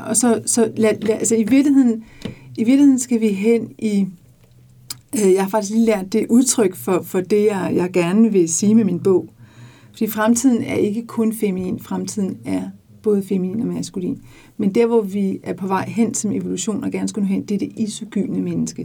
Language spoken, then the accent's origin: Danish; Denmark; moved away as an adult; Jeg boede mit liv i 24 år i udlandet. Jeg har været så stolt af at sige, at jeg var dansker